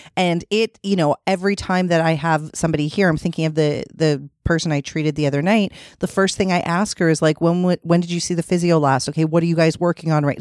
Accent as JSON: {"language": "English", "region": "Ontario", "country": "Canada", "said": "We're from Ontario"}